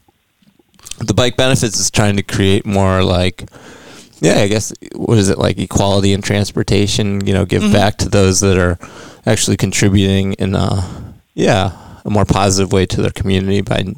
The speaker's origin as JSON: {"language": "English", "region": "New York", "country": "United States", "tie": "born or raised there", "moved": "yes", "said": "Oh, this is back in New York State."}